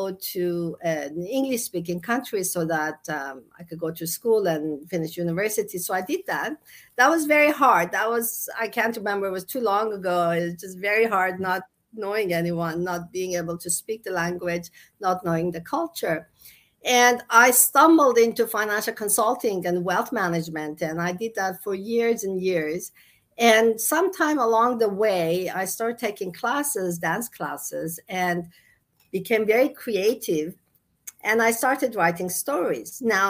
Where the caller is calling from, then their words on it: Las Vegas, Nevada, United States; also born or lived in Toronto, Canada; No, I was in Canada, actually. Toronto. Canada, okay. I moved here last year.